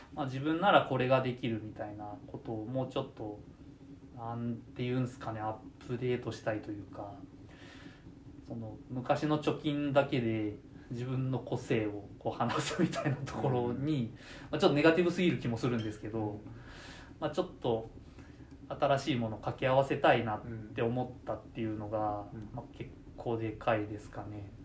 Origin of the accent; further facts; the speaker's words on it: Gifu, Japan; also born or lived in Iwate; もともと私も岐阜県の出身で高校卒業した後に岩手大学に進学して農学部にいました